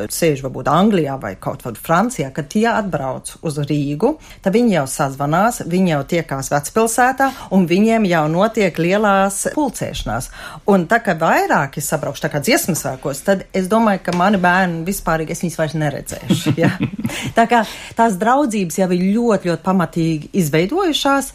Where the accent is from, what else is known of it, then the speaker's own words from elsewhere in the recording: Germany; moved away as an adult; now in Latvia; es augot Vācijā, latviski īstenībā nelietoju